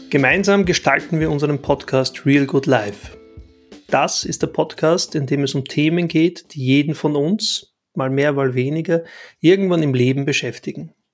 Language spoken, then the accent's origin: German; Bosnia & Herzegovina; now in Austria; Ich stamme ursprünglich aus Arevo in Bosnien und kam vor fast 30 Jahren als Flüchtling nach Österreich. Heute lebe und arbeite ich als selbstständiger Fotograf, Künstler und Berater für digitale Kommunikation irgendwo zwischen Wien und Paris.